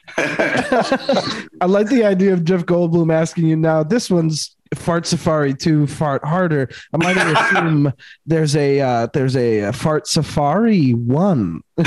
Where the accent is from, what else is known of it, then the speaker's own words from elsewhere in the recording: Montreal, Quebec, Canada; growing up in Montreal